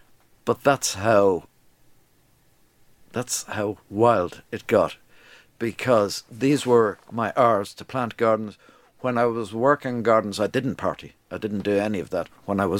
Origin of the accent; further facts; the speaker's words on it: London, United Kingdom; born there; London was great. I was born in London, but London isn't a great place, I would think, to bring up kids.